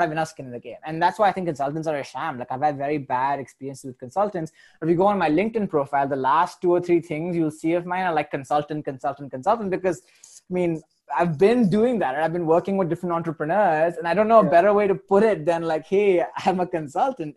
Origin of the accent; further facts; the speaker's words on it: India; moved away; I am Indian